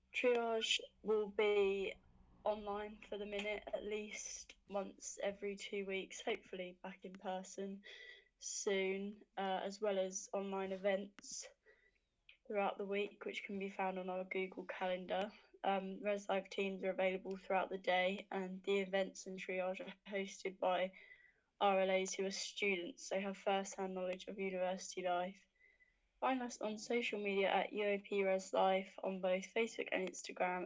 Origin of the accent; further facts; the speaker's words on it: Hertfordshire, East of England, United Kingdom; I'm from Hertfordshire